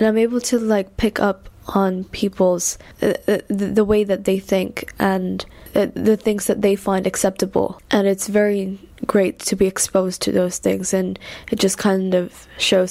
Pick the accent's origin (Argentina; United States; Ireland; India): India; moved away as an adult; now in London, United Kingdom; I'm from India and I've been living in London for 4 years now